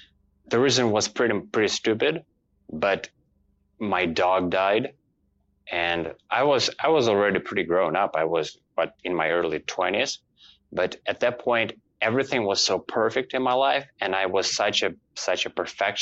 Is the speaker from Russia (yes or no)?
yes; Russia; moved away as an adult; now in Toronto, Canada; I came here last year, and I moved to Toronto from Russia.